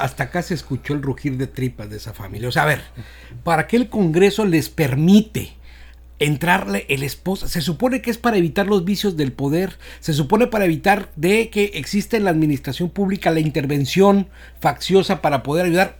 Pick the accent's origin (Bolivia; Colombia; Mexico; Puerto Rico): Mexico; Escuinapa, Sinaloa; Yo soy del municipio de Escuinapa